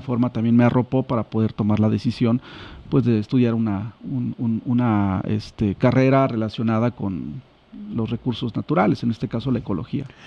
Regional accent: Chilpancingo, Guerrero, Mexico; soy de Chilpancingo, bueno, aquí, aquí oriundo de, de, de, esta, de esta ciudad.

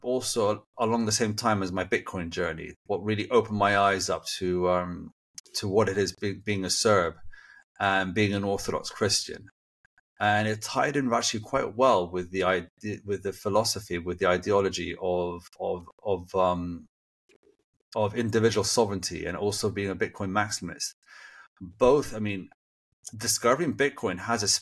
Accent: United Kingdom; accent: British, a little American; now in Serbia; I sound like a British. My background is that I've been living in the UK most of my life, and that's my accent. Although my accent, I wouldn't call it very 100% British, and so maybe somewhere a little bit more American in there as well.

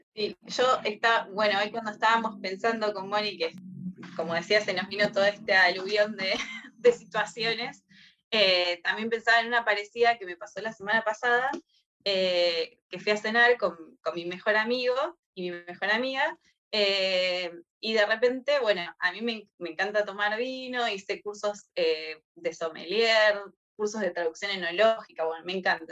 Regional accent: Córdoba, Argentina; moved away; yo soy de Córdoba, me hace acordar a, mi infancia, a, caminar ahí por, por las sierras

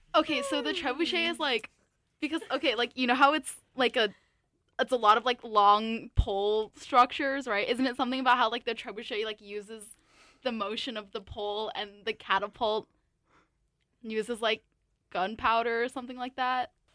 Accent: San Jose, California, United States; moved away; I'm originally from San Jose, California

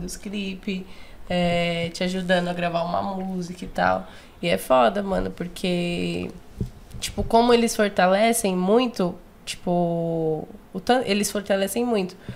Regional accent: São Paulo, Brazil; eu nasci na Zona Norte, ali no, na Caneda, Vila Maria

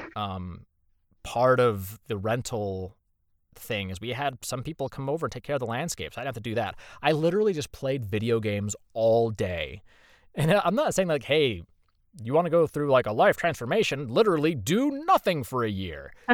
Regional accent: Indiana, United States; moved away as an adult; now in Texas, United States; I'm from Indiana, born and raised

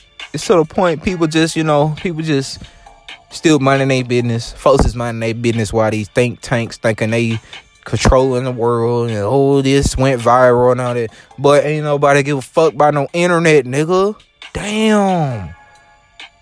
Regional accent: the South, United States; accent: country, Louisiana; I'm from the South

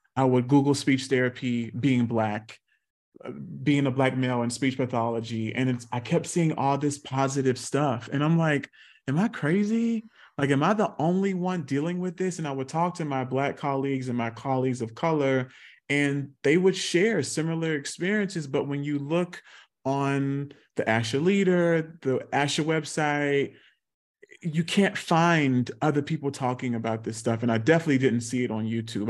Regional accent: South Carolina, United States; I grew up in South Carolina

